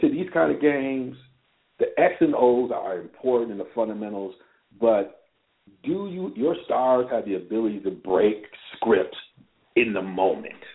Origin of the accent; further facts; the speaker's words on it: Ann Arbor, Michigan, United States; I'm from Ann Arbor